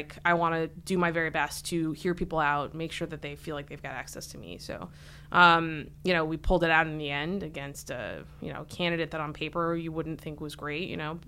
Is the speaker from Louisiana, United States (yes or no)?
no; Saratoga Springs, New York, United States; moved away as an adult; now in Washington, United States; Grew up in upstate New York, a little town called Saratoga Springs, north of Albany, about a half an hour.